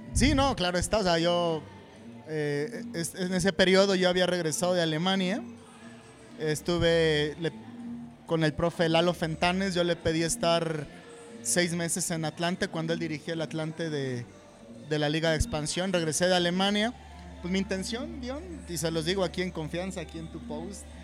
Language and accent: Spanish; Ixtapan de la Sal, State of Mexico, Mexico; Yo nací en Ixtapan de la Sal.